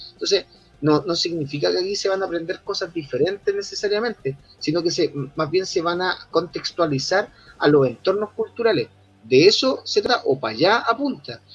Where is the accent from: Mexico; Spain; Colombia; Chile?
Chile